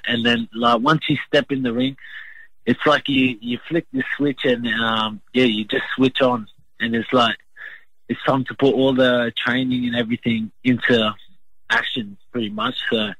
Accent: Brisbane, Queensland, Australia; also born or lived in Logan, Queensland; I grew up in Brisbane, Queensland. Not far away from Logan.

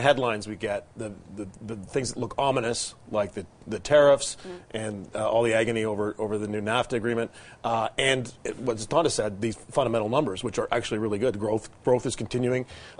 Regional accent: Alberta, Canada; I'm from Alberta.

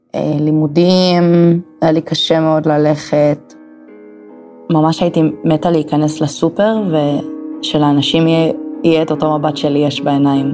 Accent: Emek Hefer, Central District, Israel; moved away as an adult; also born or lived in Kyoto, Japan; now in Tokyo, Japan; כרגע מטוקיו, במקור מעמק חפר

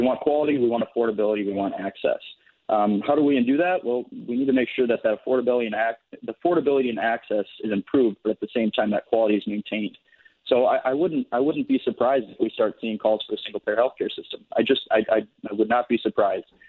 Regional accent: White Bear Lake, Minnesota, United States; I grew up here in White Lake. I'm a sixth generation here in the district.

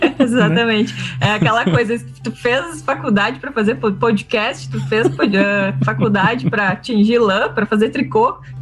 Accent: São Pedro do Sul, Rio Grande do Sul, Brazil; also born or lived in Paraguay; sou natural, uh, nascida e criada em São Pedro do Sul, região central do Rio Grande do Sul

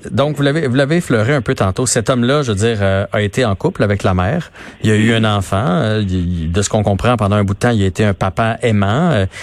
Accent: Quebec, Canada; mais cette histoire qui nous a euh, tous, en tant que Québécois, pendant une dizaine de jours, ça nous a envahi l'esprit

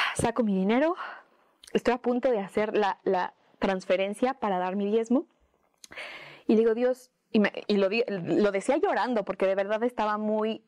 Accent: Mexico; una mexicana limitada

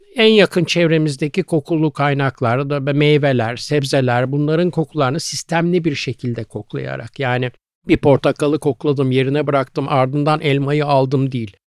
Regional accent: Istanbul, Turkey; also born or lived in Büyükdere, Sarıyer / Kadıköy; Arnavutköy'de çok küçük yani böyle hakikaten 3-4 yaşların falan herhalde oralardaydı.

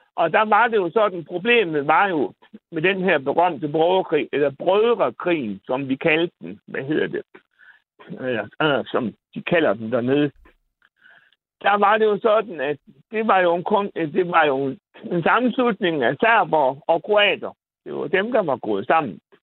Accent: Bosnia & Herzegovina; also born or lived in Randers, Denmark / Aarhus, Denmark; now in Denmark; jeg kommer fra Bosnien

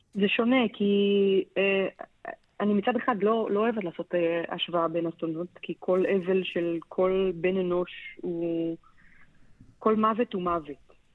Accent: Israel

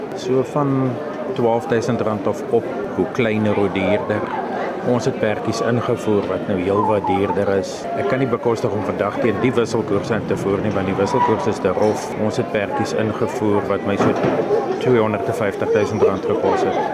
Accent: Bethal, Mpumalanga, South Africa; now in Riversdale, South Africa; Ek het in Bethal groot geword

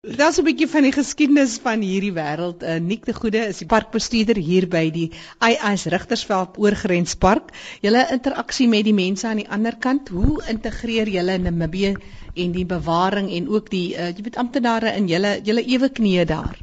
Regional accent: Namaqualand, Northern Cape, South Africa; ek is self hier van Namakoland, so ek weet wat dit is om droë wêreld te sien

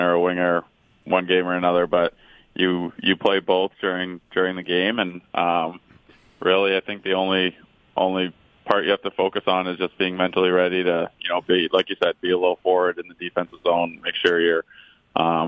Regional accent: Toronto, Ontario, Canada; as a kid growing up in Toronto

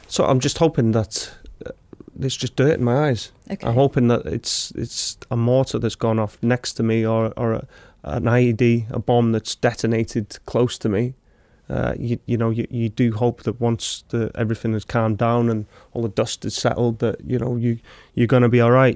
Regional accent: Wrexham, Wales, United Kingdom; I'm from Wrexham, so I'm from the local town where it's built.

